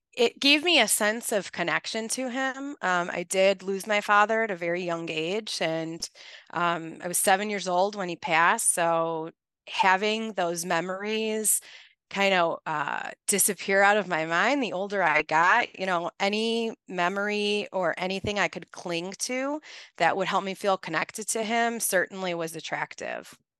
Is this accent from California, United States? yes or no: no; Chicago, Illinois, United States; I'm born and raised in Chicago, I'm from the Northwest side, and I grew up in a very blue collar neighborhood